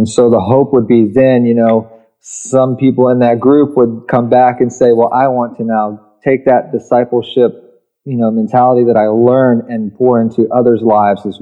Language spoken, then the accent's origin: English; Richmond, Virginia, United States; I grew up in Richmond, Virginia